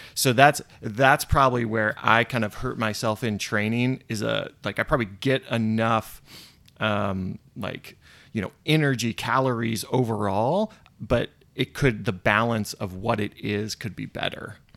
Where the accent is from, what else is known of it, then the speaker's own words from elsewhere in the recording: Orlando, Florida, United States; moved away; growing up in Orlando